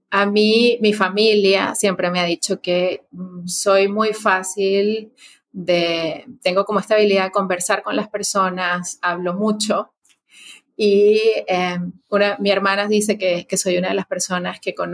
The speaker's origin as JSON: {"language": "Spanish", "town": "Caracas", "region": "Capital District", "country": "Venezuela", "moved": "yes", "said": "Bueno, yo soy paisana justamente de INA, eh, soy venezolana. Soy venezolana, eh, originaria de Caracas. Y, y bueno, hace bastantes años que ya no resido en Venezuela"}